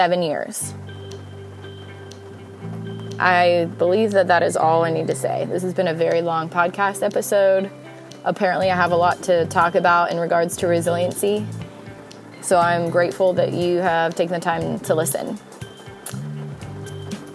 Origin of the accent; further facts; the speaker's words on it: United States; being an American born in one of the best countries in the world